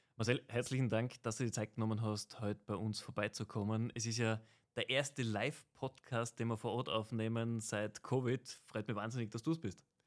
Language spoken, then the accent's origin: German; Tyrol, Austria; als Tiroler